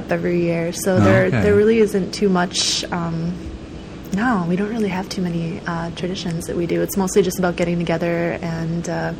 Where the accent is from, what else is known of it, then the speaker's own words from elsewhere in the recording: Waupaca, Wisconsin, United States; moved away; also born or lived in Milwaukee, Wisconsin; I grew up in Waupaca, Wisconsin, which is a small town in central Wisconsin.